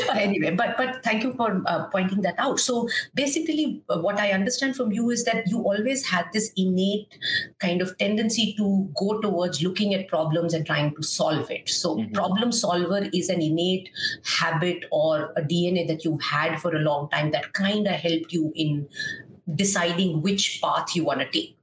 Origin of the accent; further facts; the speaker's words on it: Kolkata, West Bengal, India; I'm from Calcutta